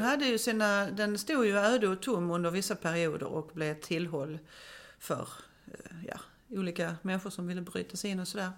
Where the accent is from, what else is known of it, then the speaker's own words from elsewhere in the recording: Malmö, Skåne, Sweden; Jag kommer själv från Söderkulla som ju är ett sådant område.